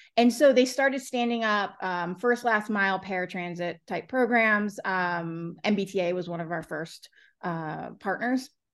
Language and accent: English; Florida, United States; moved away; I'm from Florida originally